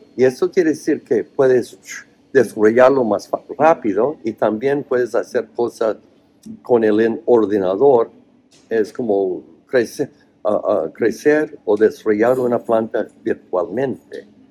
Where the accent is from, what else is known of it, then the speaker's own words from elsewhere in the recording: Oregon, United States; Spanish is a second language; moved away; also born or lived in Spain; nací en Oregón, cerca de Idaho, que es muy oh man, um, muy redneck, cuello rojo, es todo, o sea, conservadores.